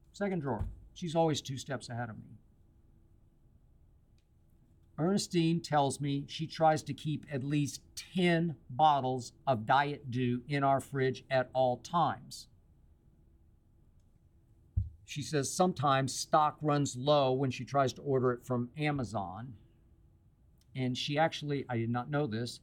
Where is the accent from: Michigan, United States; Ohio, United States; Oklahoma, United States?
Oklahoma, United States; Oklahoma City; also born or lived in Van Nuys, California; now in Los Angeles, United States; a friend of mine in Oklahoma City the other night, my hometown